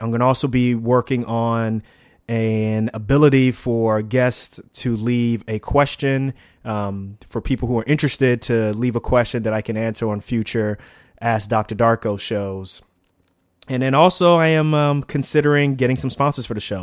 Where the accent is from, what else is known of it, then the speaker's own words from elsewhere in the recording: New York City, New York, United States; also born or lived in Newark; I grew up in Queens, um, in a town, a small part of Queens called Lefrac City, right near Shea Stadium.